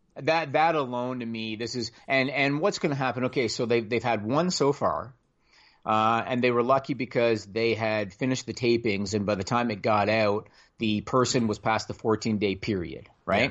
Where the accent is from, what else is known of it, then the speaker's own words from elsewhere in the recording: Canada; I'm Canadian